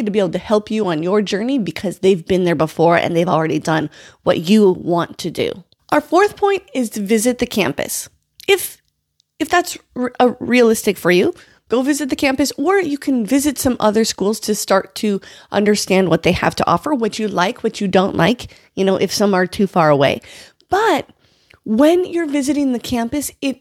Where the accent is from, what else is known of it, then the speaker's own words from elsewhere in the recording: North Dakota, United States; moved away as an adult; also born or lived in Oklahoma City, Oklahoma; I came from North Dakota